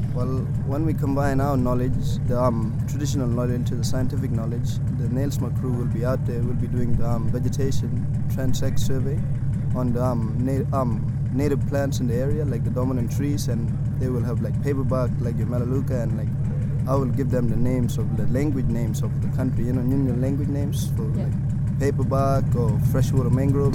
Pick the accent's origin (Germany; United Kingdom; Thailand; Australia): Australia; Beagle Bay, Western Australia; I'm from Beagle Bay